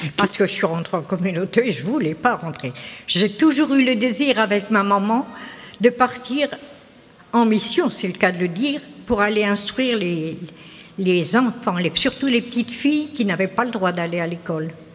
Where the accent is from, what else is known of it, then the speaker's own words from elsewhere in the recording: Tourgéville, Normandy, France; je suis originaire de Tourgéville-sur-Mer